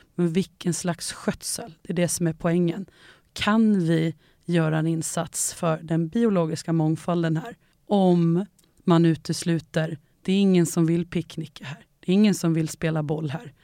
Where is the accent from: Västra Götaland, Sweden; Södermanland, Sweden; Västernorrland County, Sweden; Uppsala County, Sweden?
Uppsala County, Sweden; Enköping; jag är ju uppvuxen i Enköping